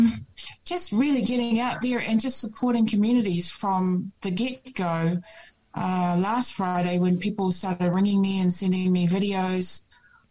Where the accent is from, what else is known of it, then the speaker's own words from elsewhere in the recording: Auckland, New Zealand; also born or lived in Glen Innes; I grew up in Mangere. So I lived on Ashgrove Road